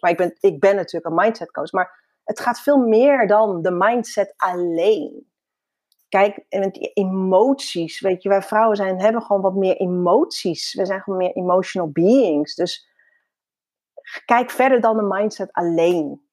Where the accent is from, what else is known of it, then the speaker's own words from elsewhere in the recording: Netherlands; Ik ben in Nederland geboren, ja, in 1975